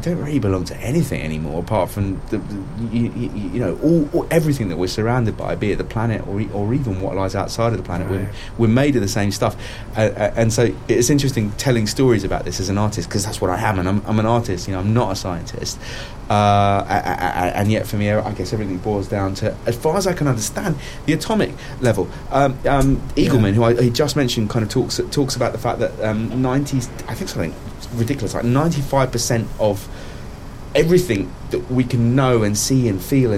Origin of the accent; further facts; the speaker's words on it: England, United Kingdom; here we are in England, speaking English. Having grown up within the English schooling system